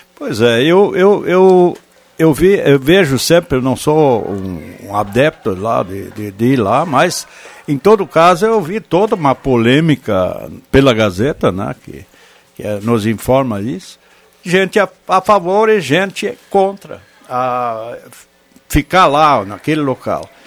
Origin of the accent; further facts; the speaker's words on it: Vale do Sol, Rio Grande do Sul, Brazil; moved away; eu sou lá do Val do Sol, sou natural de lá